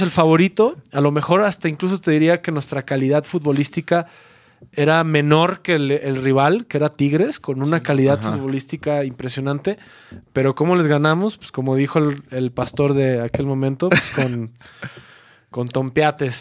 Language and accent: Spanish; Mexico; como mexicanos